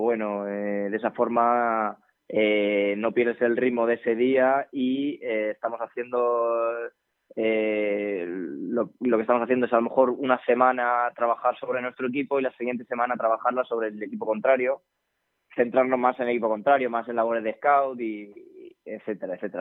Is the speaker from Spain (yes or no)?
yes; Spain; Somos gente de Alcázar